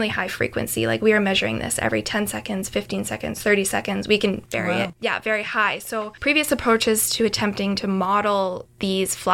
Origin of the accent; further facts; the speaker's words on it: Canada; being Canadian, being from Canada